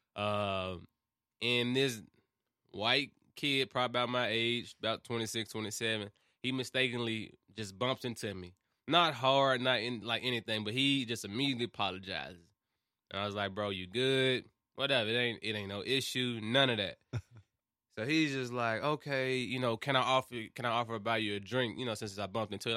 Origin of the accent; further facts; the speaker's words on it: Memphis, Tennessee, United States; moved away as an adult; now in Murfreesboro, United States; I've only been living here for, like, four or five years. I'm from Memphis